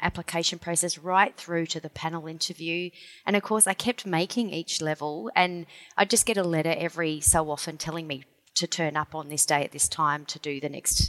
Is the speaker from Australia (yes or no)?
yes; Victoria, Australia; now in South Australia, Australia; So I grew up in Victoria. I was born here in South Australia, but my parents, we moved to Victoria. We lived on a farm